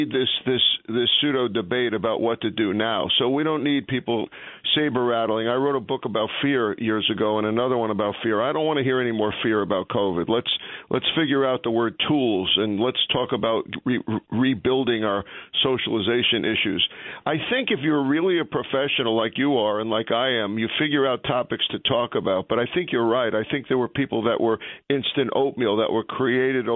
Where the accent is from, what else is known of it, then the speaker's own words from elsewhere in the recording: New York, United States; we're tough guys from New York